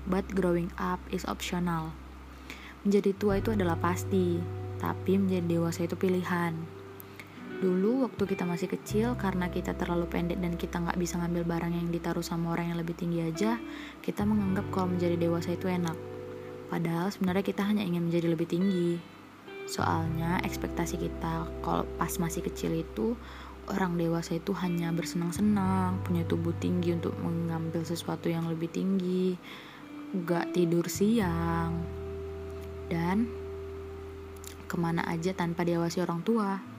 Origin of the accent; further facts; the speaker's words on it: Medan, North Sumatra, Indonesia; born there; Aku lahir di kota Medan 21 tahun yang lalu.